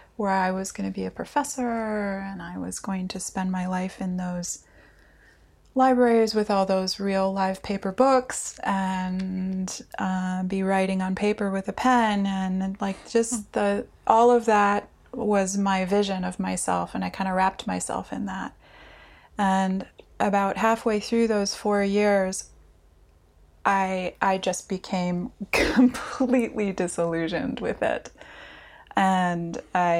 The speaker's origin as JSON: {"language": "English", "country": "United States", "moved": "yes", "lives_now": "Helsinki, Finland", "said": "I am an American living here in Helsinki"}